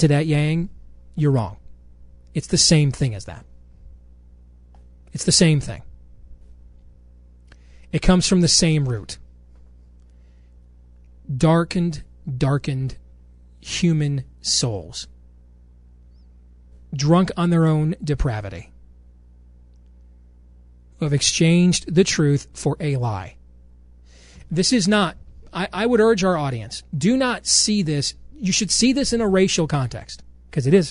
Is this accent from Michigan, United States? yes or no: yes; Michigan, United States; when I was growing up in Michigan